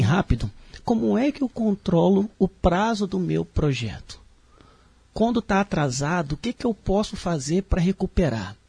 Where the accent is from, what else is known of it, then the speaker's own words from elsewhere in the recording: Rio de Janeiro, Brazil; moved away as an adult; now in Blumenau, Brazil; eu tive a oportunidade de sair do Rio de Janeiro, sou carioca, né? E vim trabalhar aqui em Santa Catarina, mais especificamente em Blumenau